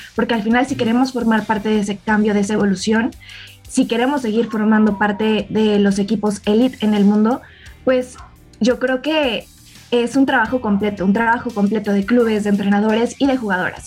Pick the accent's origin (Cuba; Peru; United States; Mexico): Mexico